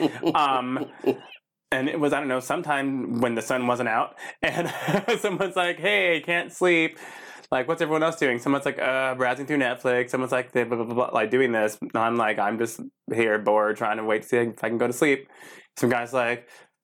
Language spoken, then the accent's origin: English; Texas, United States; I am from Texas